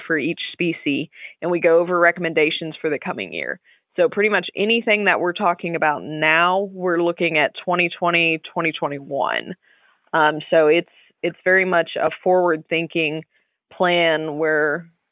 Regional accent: Hopkinsville, Kentucky, United States; moved away as an adult; now in Smithfield, United States; I am from Hopkinsville, Kentucky, which is the western part of the state

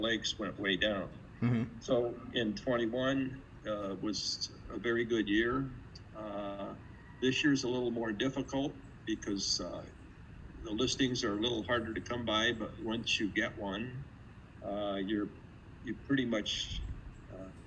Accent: South Bend, Indiana, United States; I'm from South Bend, where the University of Notre Dame is located. And my family owns a restaurant there

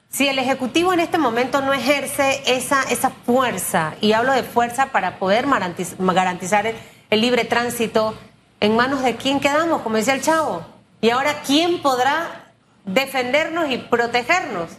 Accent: Panama; así somos los panameños

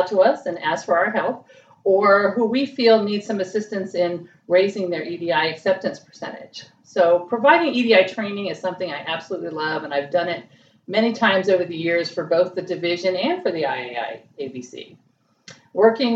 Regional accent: Miami, Florida, United States; moved away as an adult; also born or lived in Tallahassee, Florida; I moved from my hometown of Miami, Florida

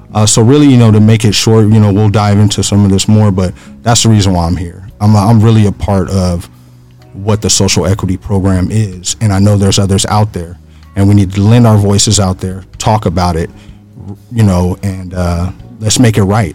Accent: Phoenix, Arizona, United States; originally I grew up in the Maryvale area here in Phoenix

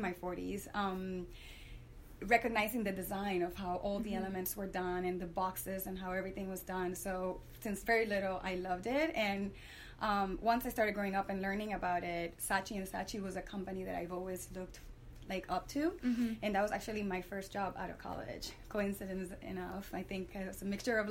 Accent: San Juan, Puerto Rico; also born or lived in Florida; now in United States; I grew up in San Juan, Puerto Rico. And I've moved here to the States maybe 21, 22 years ago

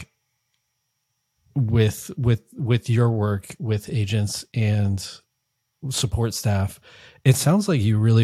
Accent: Connecticut, United States; now in San Francisco, United States; I'm originally from the East Coast. I now live in San Francisco, but I'm from Connecticut

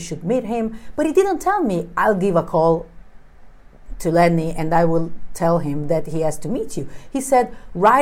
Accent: Naples, Campania, Italy; now in Milan, Italy; I'm from Italy. I'm from Napoli, south of Italy

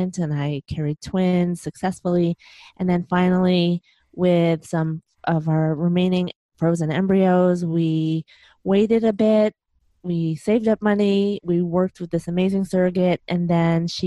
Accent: Chicago, Illinois, United States; moved away; I'm originally from Chicago, and that's where my husband

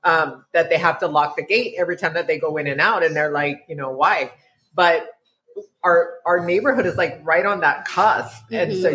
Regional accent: El Paso, Texas, United States; now in San Antonio, United States; It reminds me of growing up on the South Side of El Paso.

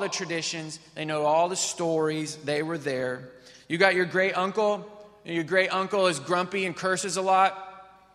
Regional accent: Missouri, United States; I grew up in Missouri.

